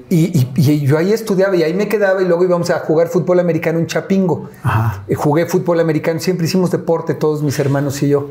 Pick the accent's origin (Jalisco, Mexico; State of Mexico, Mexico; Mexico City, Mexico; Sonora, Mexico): Mexico City, Mexico; no solamente vivía, yo nací en Iztapalapa